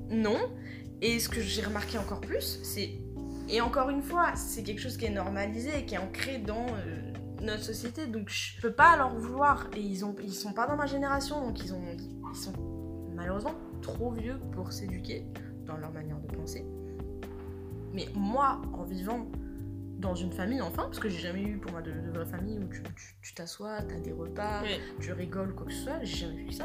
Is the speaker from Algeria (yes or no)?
no; France; on est français